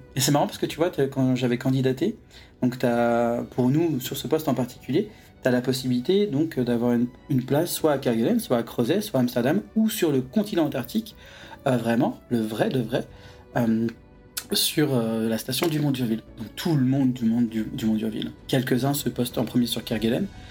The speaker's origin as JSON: {"language": "French", "town": "Saint-Malo", "region": "Brittany", "country": "France", "tie": "born or raised there", "moved": "yes", "said": "j'avais grandi à saint malo"}